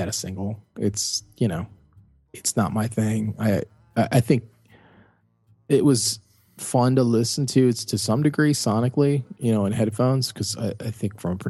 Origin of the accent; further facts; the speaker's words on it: Cleveland, Ohio, United States; I'm a kid from Cleveland